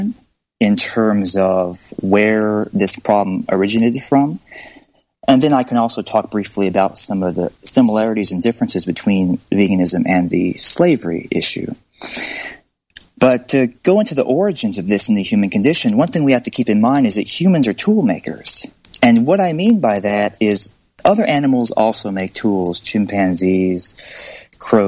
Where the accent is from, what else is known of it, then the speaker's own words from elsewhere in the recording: Alabama, United States; I grew up in Alabama